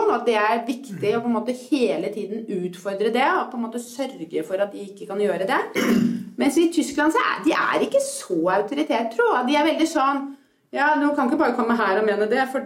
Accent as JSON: {"language": "Norwegian", "country": "Norway", "said": "jeg begynner å bli mer og mer bevisst at jeg er norsk."}